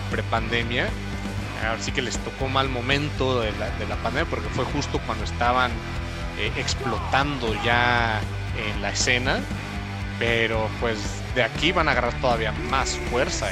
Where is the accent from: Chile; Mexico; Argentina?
Mexico; Somos, somos querendones mexicanos